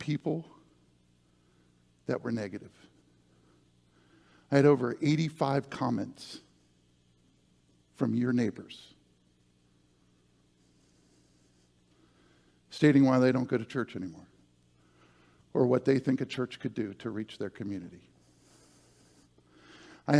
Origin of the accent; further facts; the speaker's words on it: near Gettysburg, Pennsylvania, United States; my hometown, Gettysburg